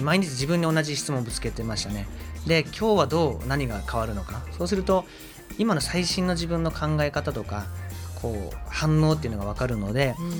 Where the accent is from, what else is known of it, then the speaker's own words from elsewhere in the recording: Fukuoka, Japan; moved away as an adult; also born or lived in Aichi; 福岡出身です